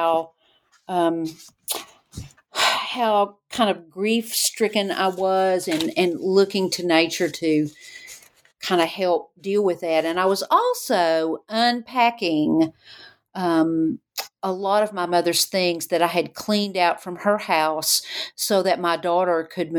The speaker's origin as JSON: {"language": "English", "town": "Knoxville", "region": "Tennessee", "country": "United States", "tie": "born or raised there", "said": "growing up in Knoxville"}